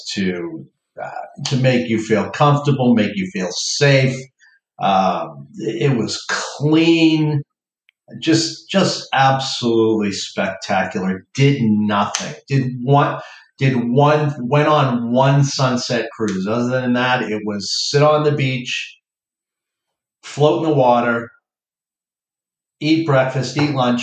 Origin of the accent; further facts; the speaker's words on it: Boston, Massachusetts, United States; we're from Boston.